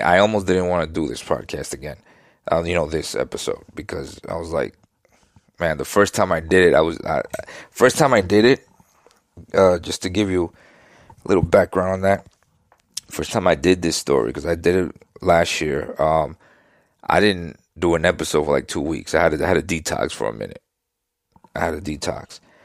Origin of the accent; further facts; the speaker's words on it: New York City, New York, United States; I grew up in Queens, New York at the time of Gotti and the mobsters.